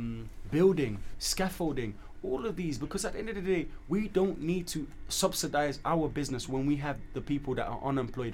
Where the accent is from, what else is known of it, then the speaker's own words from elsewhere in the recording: Sierra Leone; However, we as a country, I'm just saying from Sierra Leone's perspective.